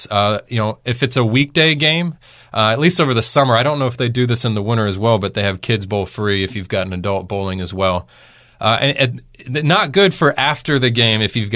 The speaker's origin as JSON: {"language": "English", "area": "the Triangle", "region": "North Carolina", "country": "United States", "tie": "born or raised there", "moved": "yes", "lives_now": "Charlotte, United States", "said": "I grew up in the Triangle"}